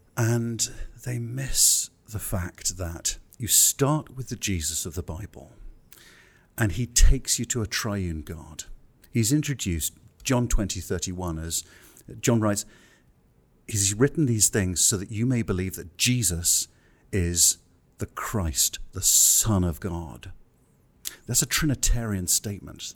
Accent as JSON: {"language": "English", "region": "England", "country": "United Kingdom", "said": "I'm English"}